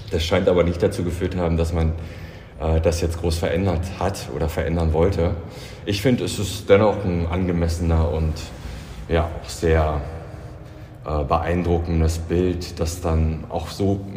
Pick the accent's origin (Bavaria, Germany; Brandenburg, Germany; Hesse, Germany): Brandenburg, Germany; Also ich bin äh, quasi südlich von Berlin aufgewachsen und bin hierher gekommen